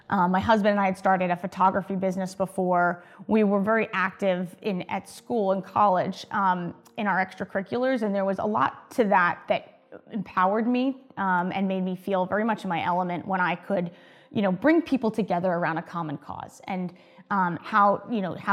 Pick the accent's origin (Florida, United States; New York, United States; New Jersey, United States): New Jersey, United States; I came down from New Jersey, so that's where I'm originally from.